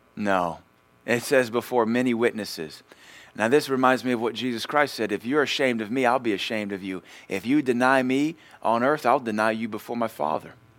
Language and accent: English; United States; I'm an American